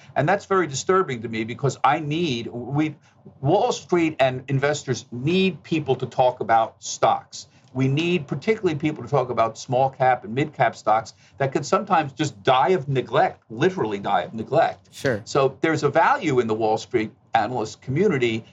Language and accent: English; outside of Philadelphia, Pennsylvania, United States; also born or lived in Bronx, New York; I was born in New York. I, I grew up outside of Philadelphia